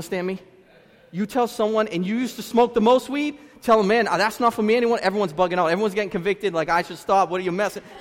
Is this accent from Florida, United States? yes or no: no; Lynn, Massachusetts, United States; I'm from Lynn